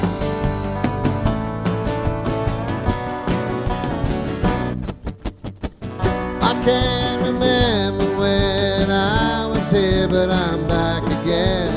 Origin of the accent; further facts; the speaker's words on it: Houston, Texas, United States; also born or lived in Austin, Texas; I grew up in Houston, Texas, and I went to Texas A&M University